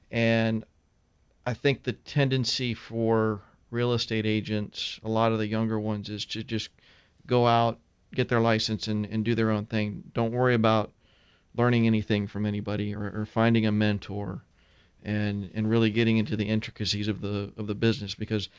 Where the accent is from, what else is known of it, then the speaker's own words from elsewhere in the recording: Tampa, Florida, United States; Yeah, my sister and I are third generation.